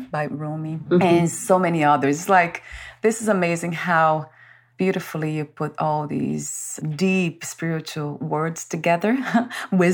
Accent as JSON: {"language": "English", "country": "Brazil", "tie": "born or raised there", "said": "I was born in Brazil"}